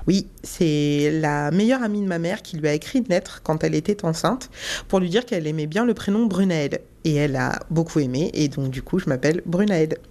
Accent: Seine-et-Marne, Île-de-France, France; also born or lived in Guadeloupe; J'ai euh, grandi dans le 77 euh, en France, mais je suis née en Guadeloupe

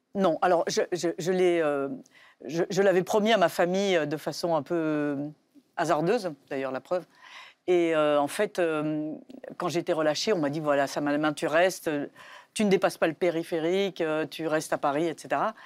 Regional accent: Belgium; now in France; je suis française, mais j'ai grandi en Belgique

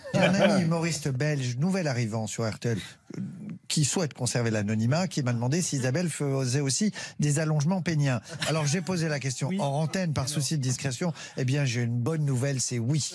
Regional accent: Saint-Raphaël, Provence-Alpes-Côte d'Azur, France; moved away; Moi, j'étais de Saint-Raphaël

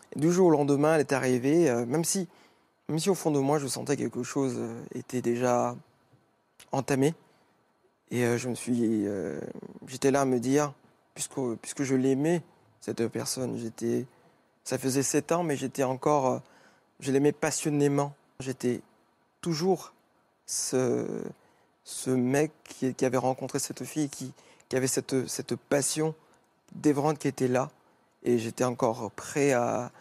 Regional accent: Mauritius; moved away; je suis mauricien, d'origine mauricienne

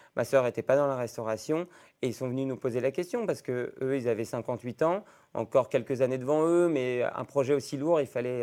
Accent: Roanne, Auvergne-Rhône-Alpes, France; moved away as an adult; now in Iguerande, France; je suis né à Rouen il y a maintenant euh, bientôt 30 ans

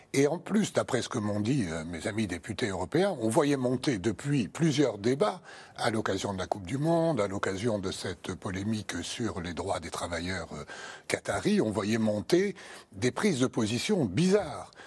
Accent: France; chez nous en France

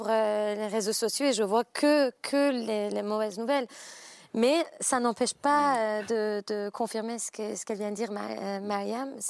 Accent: Iran; now in Paris, France; moi j'ai grandi en Iran

